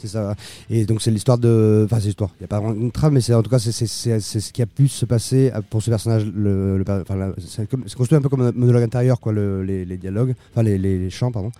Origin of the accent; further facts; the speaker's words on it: Bolivia; moved away; j'ai grandi en Bolivie